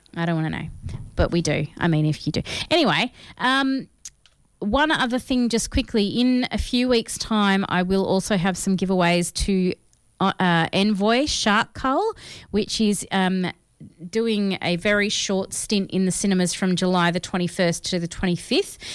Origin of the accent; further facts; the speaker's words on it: Australia; we are Australian